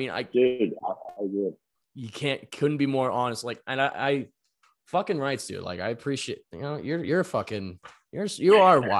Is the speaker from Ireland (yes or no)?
yes; Ireland; Well, I think what we do, man, is like also like we're both Irish kids.